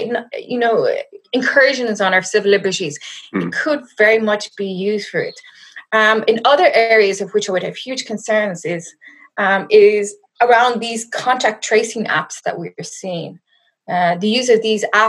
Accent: west of Ireland, Ireland; moved away as an adult; now in South Africa; you'll hear from my accent. I am not from South Africa. I'm currently hiding out in my parents' house in the west of Ireland.

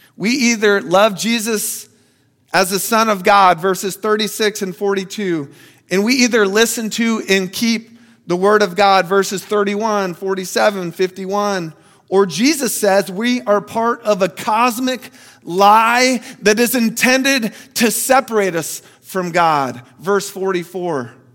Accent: Florida, United States; I'm from Florida

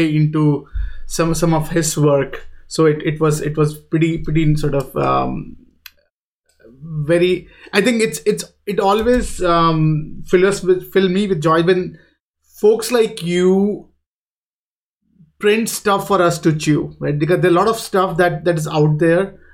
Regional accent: India; moved away; I'm from India

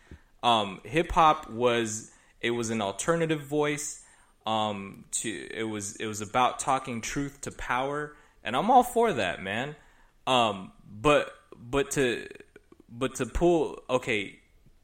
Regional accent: Los Angeles, California, United States; as a Filipino kid growing up in LA suburbs

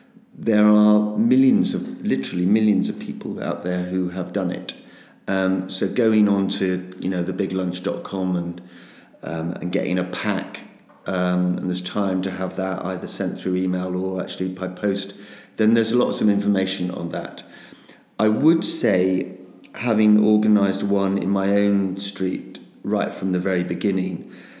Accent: United Kingdom; even though we're incredibly British

